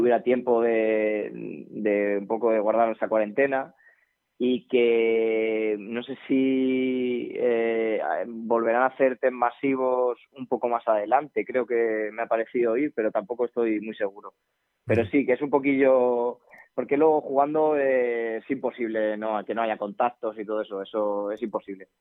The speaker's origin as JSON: {"language": "Spanish", "country": "Spain", "said": "Somos gente de Alcázar"}